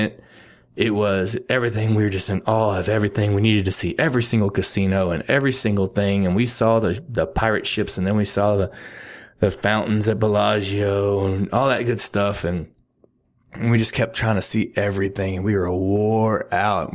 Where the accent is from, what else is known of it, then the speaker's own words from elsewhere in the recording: Texas, United States; I'm from Texas